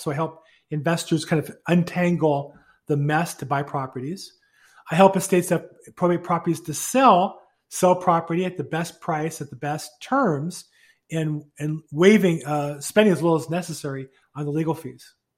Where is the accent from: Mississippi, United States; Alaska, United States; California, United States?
California, United States; also born or lived in Florida; I grew up here in California